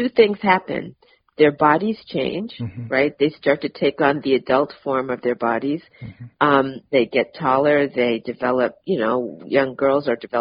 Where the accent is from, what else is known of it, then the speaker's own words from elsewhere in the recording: Massachusetts, United States; now in Atlanta, United States; I live in Atlanta now, but I'm from Massachusetts